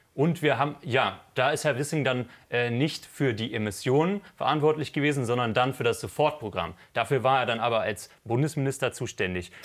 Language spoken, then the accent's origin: German; Berlin, Germany; als Berliner